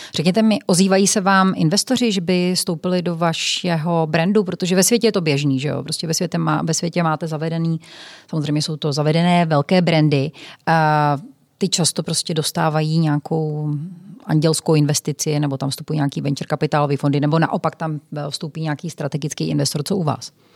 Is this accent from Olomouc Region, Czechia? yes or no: yes; Prostějov, Olomouc Region, Czechia; já jsem se narodila v Prostějově